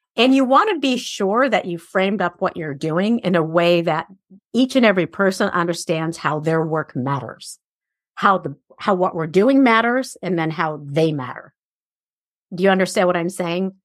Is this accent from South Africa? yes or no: no; Iran; moved away; I grew up in Iran at a day and age where a lot of girls were raised to be married